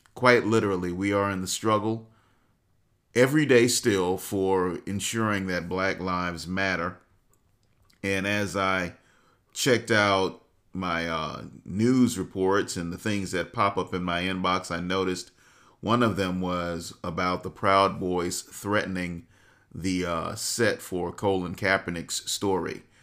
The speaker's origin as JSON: {"language": "English", "country": "United States", "said": "as a black man, as an American"}